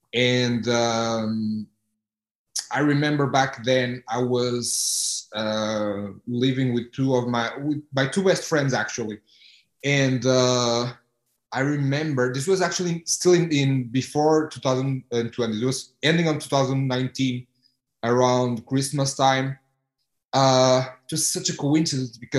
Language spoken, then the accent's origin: English; Porto, Norte, Portugal; moved away as an adult; also born or lived in Houston; I'm from Porto